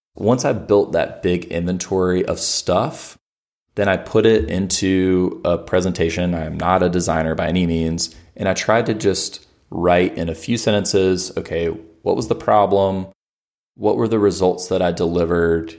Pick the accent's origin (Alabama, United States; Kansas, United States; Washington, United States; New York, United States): Alabama, United States; I'm from Alabama